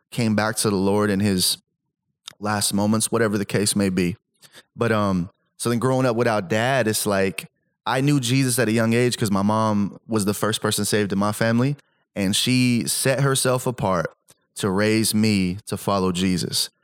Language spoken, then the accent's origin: English; Salinas, California, United States; also born or lived in Stockton; I grew up where I grew up in Salinas